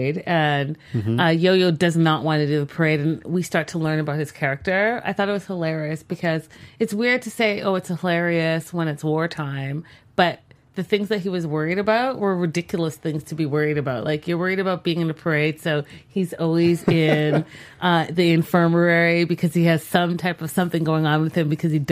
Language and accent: English; Canada; I'm Canadian